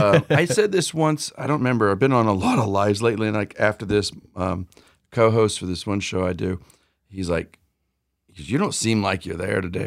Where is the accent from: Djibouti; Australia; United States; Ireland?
United States; San Jose, California; I grew up in San Jose, California, so that's Central Cali